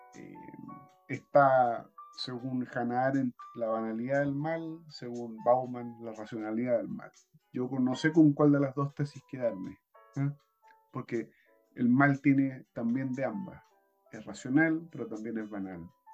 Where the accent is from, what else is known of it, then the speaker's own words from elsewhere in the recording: Chile; como chilenos